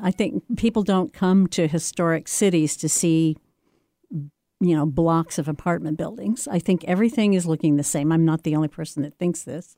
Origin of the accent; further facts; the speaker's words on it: the Ozarks, United States; moved away; I grew up in the Ozarks, which is not a place where you see a lot of art or meet a lot of artists